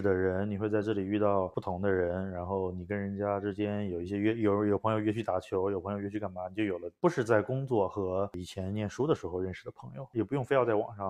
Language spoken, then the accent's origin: Chinese; China; 可是因为我中国人不去，没大不习惯